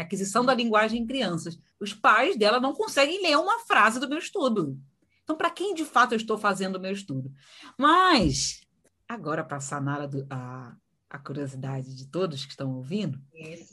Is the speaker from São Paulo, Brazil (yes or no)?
no; São Gonçalo, Rio de Janeiro, Brazil; Eu sou carioca, né? Nasci e criada no Rio uma cidadezinha chamada São Gonçalo.